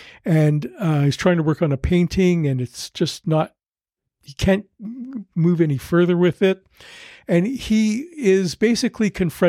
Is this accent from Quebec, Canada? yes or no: yes; Montreal, Quebec, Canada; I mean, I grew up on Montreal, but it's not like that.